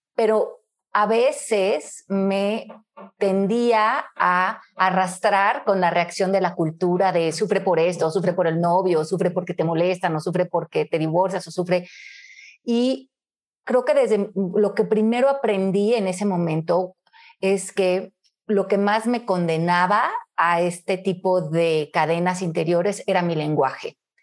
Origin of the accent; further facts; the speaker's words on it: Mexico City, Mexico; moved away as an adult; also born or lived in Miami; nací en la Ciudad de México, en 1970. Eh, crecí en México hasta los 27 años, que me mudé por un trabajo a Miami